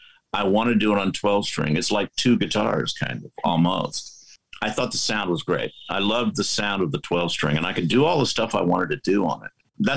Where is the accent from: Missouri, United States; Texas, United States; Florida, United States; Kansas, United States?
Texas, United States; And I'm from Texas.